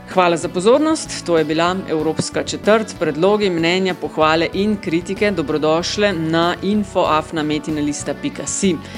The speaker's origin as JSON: {"language": "Slovenian", "country": "Slovenia"}